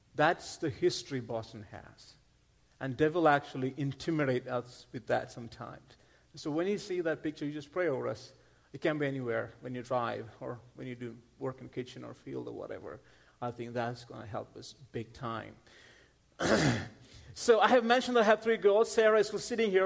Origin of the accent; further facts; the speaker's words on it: India; moved away; I'm not from Texas. I'm originally from India. That's where I grew up